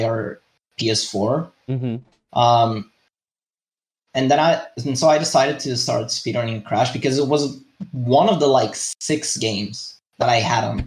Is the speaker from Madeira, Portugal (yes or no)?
yes; Madeira, Portugal; I am from Portugal, more specifically from one of the islands called Madeira